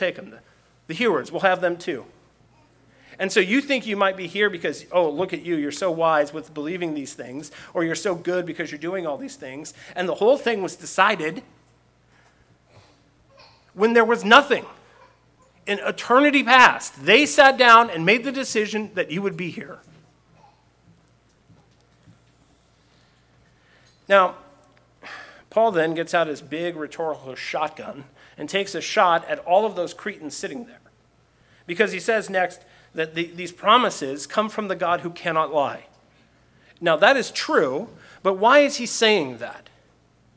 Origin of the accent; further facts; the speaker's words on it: Seattle, Washington, United States; where are you from? And I say Seattle